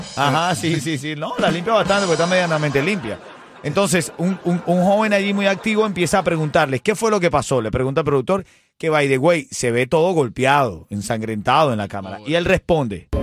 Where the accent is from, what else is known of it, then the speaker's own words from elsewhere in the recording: Placetas, Villa Clara, Cuba; Soy el divo de Placetas